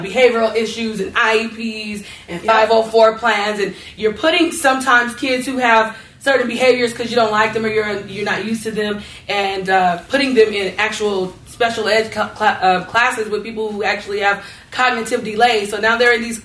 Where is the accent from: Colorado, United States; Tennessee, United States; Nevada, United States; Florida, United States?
Nevada, United States; North Las Vegas; I grew up in North Las Vegas, and I went to ATEC.